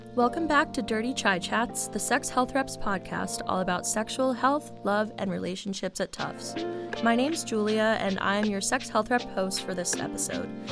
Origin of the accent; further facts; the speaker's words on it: Miami, Florida, United States; I come from Miami, Florida